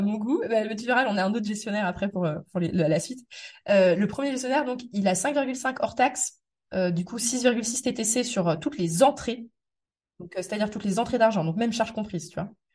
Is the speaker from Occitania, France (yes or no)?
no; Metz, Grand Est, France; moved away as an adult; also born or lived in Paris; je suis né à Metz, j'ai grandi à Metz, mais après moi j'ai vécu quand même peut-être 10 euh, ans en Paris, région parisienne.